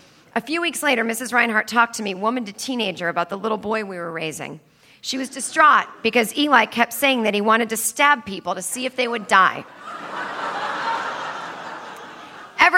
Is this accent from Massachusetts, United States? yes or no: yes; Needham, Massachusetts, United States; where I grew up in Needham, Massachusetts